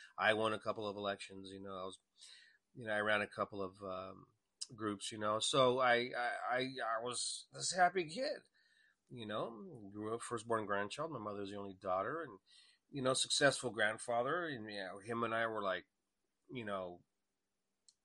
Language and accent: English; El Paso, Texas, United States; I was born in El Paso, Texas